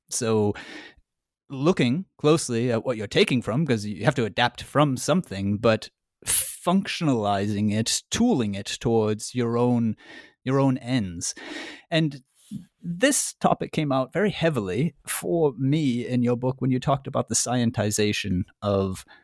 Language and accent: English; United States; I'm American though, I don't know.